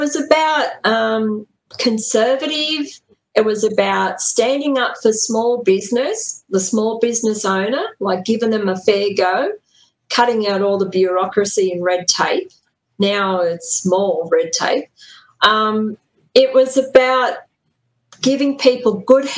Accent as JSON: {"language": "English", "town": "Newcastle", "region": "New South Wales", "country": "Australia", "tie": "born or raised there", "said": "back when I was young in Newcastle, I was born and raised in Newcastle."}